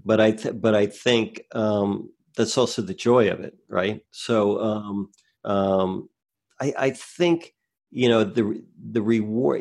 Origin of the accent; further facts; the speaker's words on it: New Jersey, United States; I grew up in New Jersey